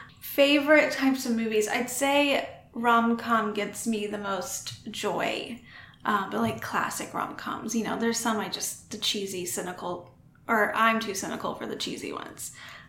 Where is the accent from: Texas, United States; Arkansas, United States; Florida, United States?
Texas, United States; Austin; I'm from Austin, born and raised, still here.